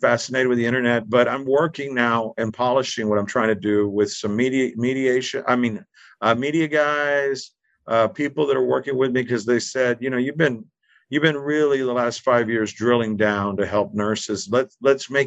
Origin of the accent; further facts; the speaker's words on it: Texas, United States; I'm from Texas